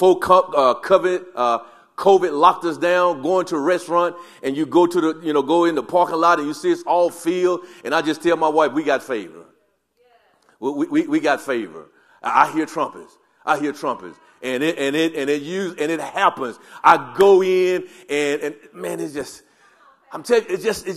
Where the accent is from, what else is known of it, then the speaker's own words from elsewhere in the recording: the South, United States; I grew up in the South and it was always yes, ma'am